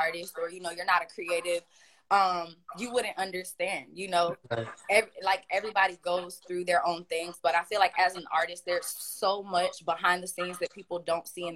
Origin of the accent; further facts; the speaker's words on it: Palm Beach, Florida, United States; I'm from Palm Beach